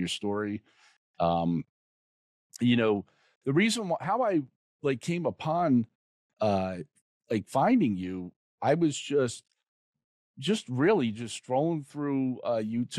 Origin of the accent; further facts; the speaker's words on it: New Jersey, United States; I'm from Jersey